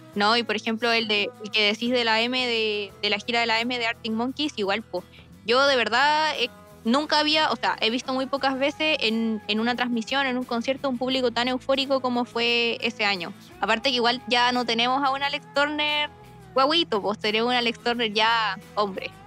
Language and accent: Spanish; Arica, Arica y Parinacota, Chile; yo soy del norte, soy de Arica